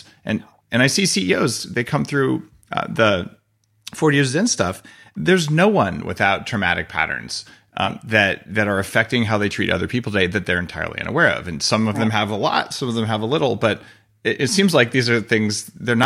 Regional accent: New Mexico, United States; I grew up in New Mexico

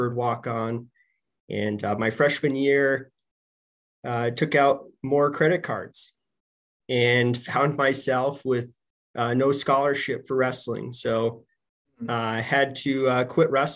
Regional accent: Denver, Colorado, United States; moved away as an adult; also born or lived in Michigan; I'm from Denver.

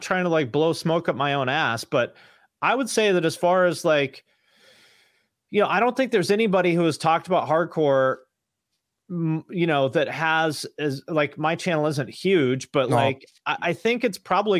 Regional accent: Washington, United States; born or raised there

